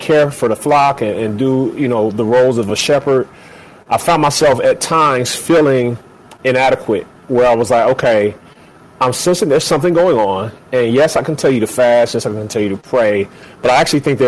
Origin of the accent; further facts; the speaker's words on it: Cincinnati, Ohio, United States; also born or lived in Atlanta, Georgia; now in Chicago, United States; I'm born and raised in the Buckeye State, so Cincinnati, Ohio boy. But have been in Chicago for 13 years now, by way of Atlanta, Georgia